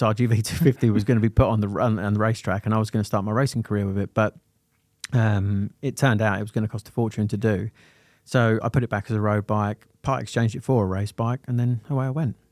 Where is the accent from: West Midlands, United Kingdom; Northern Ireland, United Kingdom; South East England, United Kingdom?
South East England, United Kingdom; Sittingbourne; also born or lived in Lambeth, London; I was adopted and taken to Sittingbourne in Kent